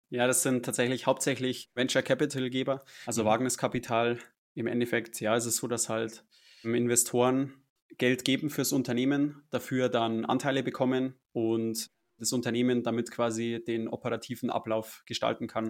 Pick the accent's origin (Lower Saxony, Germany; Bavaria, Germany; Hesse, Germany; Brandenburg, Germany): Bavaria, Germany; Munich; Ich bin aus München